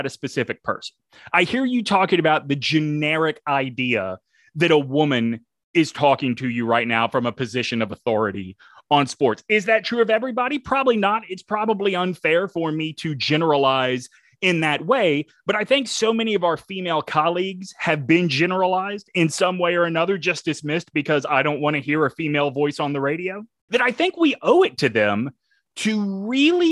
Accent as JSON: {"language": "English", "region": "the South", "country": "United States", "said": "I'm a Southerner"}